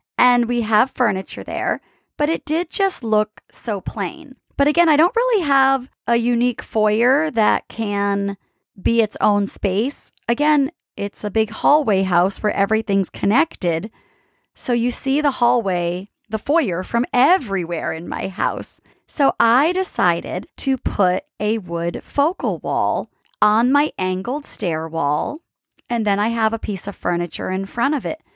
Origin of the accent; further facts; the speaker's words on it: East Coast, United States; now in San Diego, United States; growing up on the East Coast